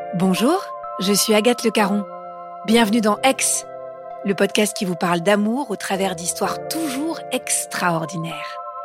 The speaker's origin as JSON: {"language": "French", "town": "Newark", "region": "New Jersey", "country": "United States", "tie": "born or raised there", "also_born_or_lived": "France", "second_language": "French", "moved": "as an adult", "lives_now": "Nice, France", "said": "Je suis née à Newark, dans le New Jersey"}